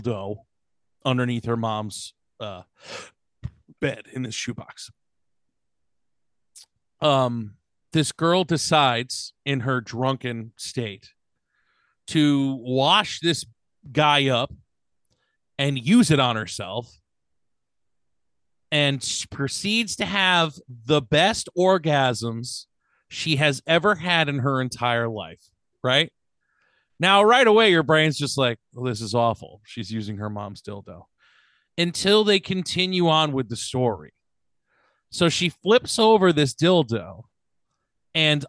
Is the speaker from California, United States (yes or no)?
no; Connecticut, United States; growing up in Connecticut